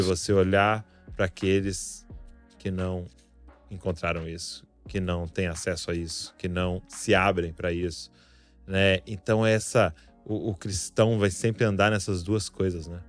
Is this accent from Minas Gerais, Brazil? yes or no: no; Santo André, São Paulo, Brazil; also born or lived in São Bernardo do Campo; eu morava em Santo André e o convênio da minha mãe e tal, o hospital foi em São Bernardo